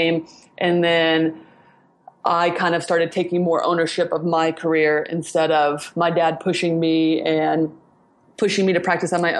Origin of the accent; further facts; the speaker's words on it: Indiana, United States; I'm from Indiana, which is definitely not a soccer hotbed